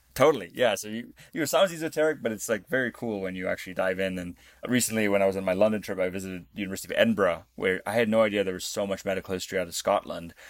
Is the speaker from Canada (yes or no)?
no; Namibia; I was born in Namibia.